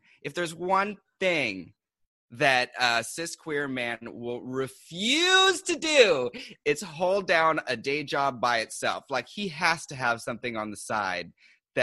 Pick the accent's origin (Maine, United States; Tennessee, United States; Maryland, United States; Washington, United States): Washington, United States; Seattle; now in New York City, United States